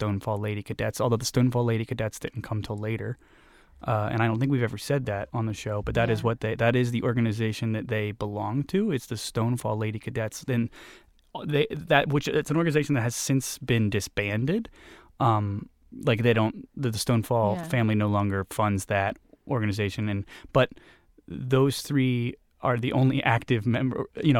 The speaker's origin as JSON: {"language": "English", "town": "Columbus", "region": "Ohio", "country": "United States", "said": "I'm from Columbus, which is 3 hours of drive south of Cleveland, if you don't know, in Ohio"}